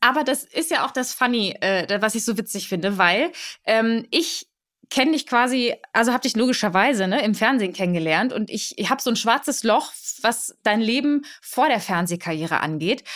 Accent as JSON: {"language": "German", "country": "Germany", "tie": "born or raised there", "first_language": "Polish", "second_language": "German", "said": "ich bin in Deutschland geboren, aber meine Eltern kommen aus Katowice mhm. und aus Lodz"}